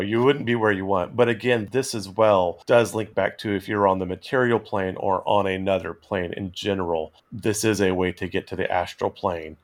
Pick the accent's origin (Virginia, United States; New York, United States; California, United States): California, United States; Central; where I grew up in Central California